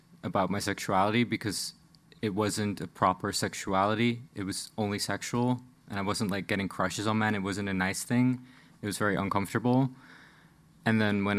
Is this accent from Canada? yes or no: no; Netherlands; I'm from the Netherlands, but I grew up in a small city on the outskirts of the Dutch Bible Belt.